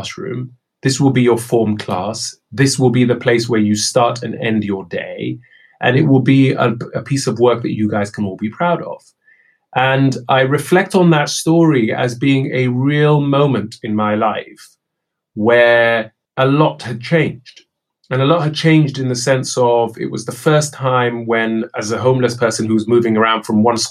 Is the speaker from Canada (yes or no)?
no; United Kingdom; also born or lived in Kenya / Somalia; I came to the UK as a 9-year-old unaccompanied child refugee